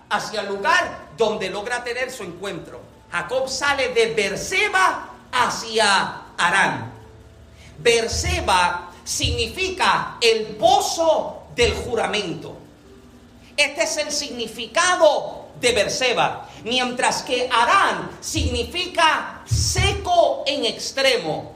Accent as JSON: {"language": "Spanish", "country": "Puerto Rico", "moved": "yes", "said": "nosotros que somos boricua, que venimos de Puerto Rico"}